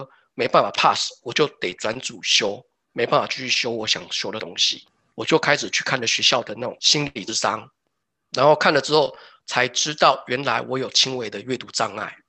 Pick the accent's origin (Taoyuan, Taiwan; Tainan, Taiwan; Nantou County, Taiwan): Taoyuan, Taiwan; moved away as an adult; now in Denmark; 光我们桃园、台北就感觉很大了